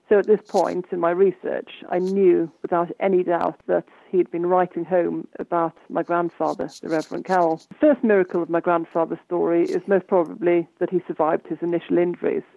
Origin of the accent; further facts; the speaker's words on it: Pembrokeshire, Wales, United Kingdom; I was brought up in Pembrokeshire